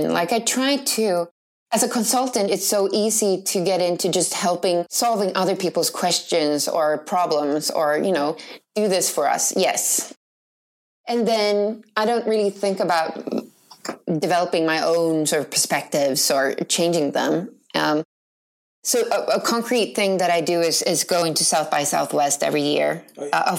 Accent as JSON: {"language": "English", "town": "Jordbro", "region": "Stockholm County", "country": "Sweden", "tie": "born or raised there", "said": "I come from the suburbs of Stockholm."}